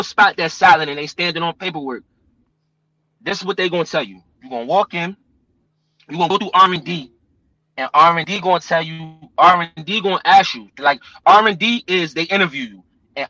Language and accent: English; New Jersey, United States; I'm from Jersey